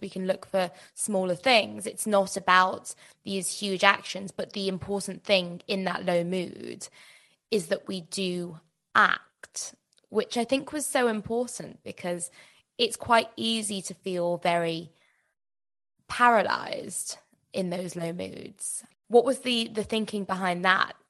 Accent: United Kingdom; as British people

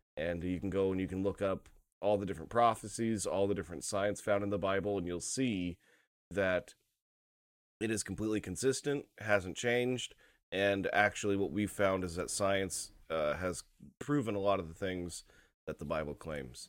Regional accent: United States; as an American, you know, Gentile Christian

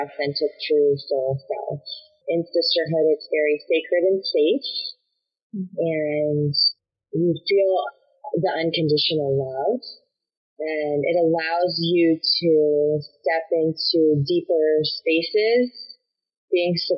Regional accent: West Palm Beach, Florida, United States; moved away as an adult; also born or lived in Northern California; I grew up in West Palm Beach, Florida

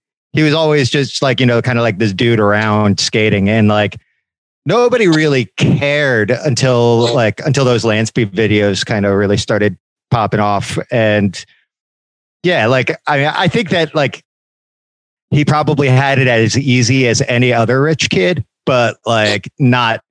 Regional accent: outside Philadelphia, Pennsylvania, United States; now in New York, United States; I grew up right outside of Philly

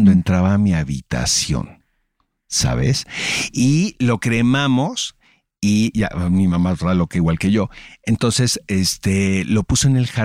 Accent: Mexico; como mexicanos

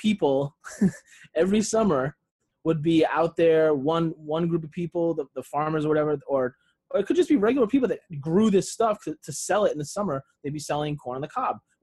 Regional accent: Rhode Island, United States; moved away; growing up in Rhode Island

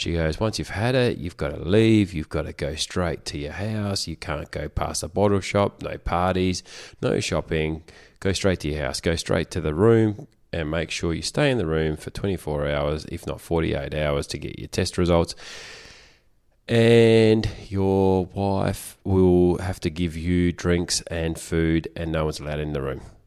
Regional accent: Australia; I am such an Aussie bloke.

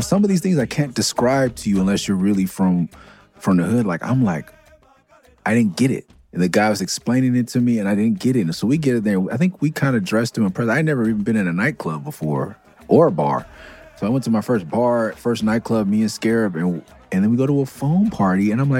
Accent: Los Angeles, California, United States; also born or lived in Tucson; I'm from Mid-City.

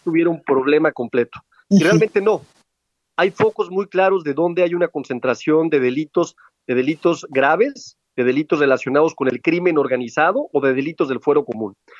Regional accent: Aguascalientes, Mexico; Aguascalientes, por ejemplo, ¿no? que es mi tierra

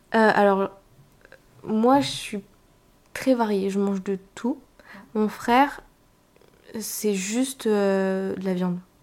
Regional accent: northern France, France; moved away as an adult; now in Paris, France; je viens du nord de la France, où j'ai grandi avec ma mère, mon père, euh, mon petit frère. Et puis maintenant j'habite sur Paris toute seule

